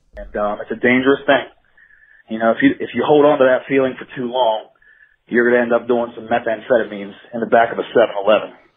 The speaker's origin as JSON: {"language": "English", "region": "Ohio", "country": "United States", "moved": "yes", "lives_now": "Wheeling, United States", "said": "I'm from Ohio"}